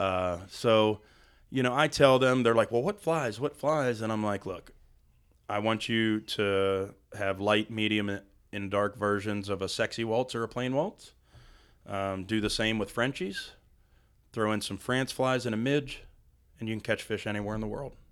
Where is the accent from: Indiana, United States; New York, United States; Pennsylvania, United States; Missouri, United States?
Pennsylvania, United States; Western; now in Western North Carolina, United States; I'm actually from Western Pennsylvania, about fifty miles south of Pittsburgh.